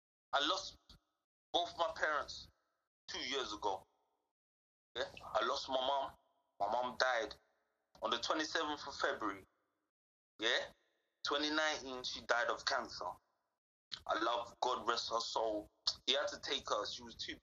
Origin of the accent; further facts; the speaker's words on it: London, United Kingdom; I'm from Southeast London